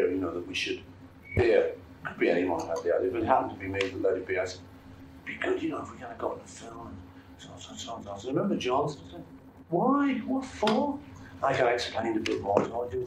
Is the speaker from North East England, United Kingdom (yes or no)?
no; Liverpool, North West England, United Kingdom; I come from Liverpool